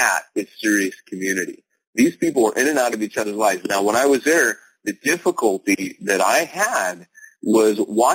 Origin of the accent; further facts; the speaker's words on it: United States; I'm an American